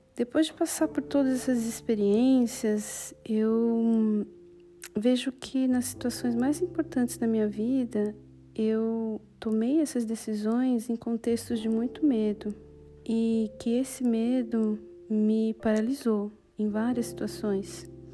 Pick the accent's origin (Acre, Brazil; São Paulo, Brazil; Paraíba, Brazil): São Paulo, Brazil; moved away as an adult; now in Bologna, Italy; sou paulista e há quatro anos eu vivo na Itália, em Bolonha